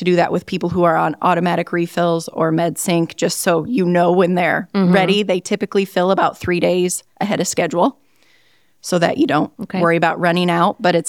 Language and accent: English; Northwest Iowa, United States; So I grew up in Northwest Iowa.